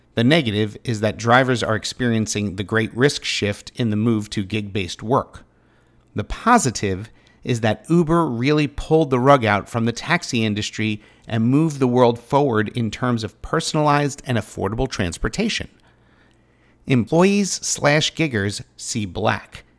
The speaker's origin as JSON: {"language": "English", "town": "Pittsboro", "region": "North Carolina", "country": "United States", "tie": "born or raised there", "said": "my hometown"}